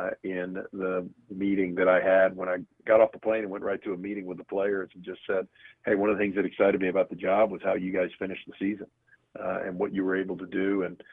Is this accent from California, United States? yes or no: no; Baltimore, Maryland, United States; born there; You know, I was born in Baltimore, so know the area a little bit.